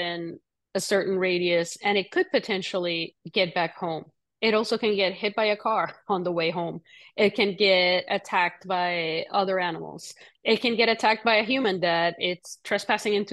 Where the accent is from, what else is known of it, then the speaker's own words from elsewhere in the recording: Puerto Rico; moved away; I grew up in Puerto Rico.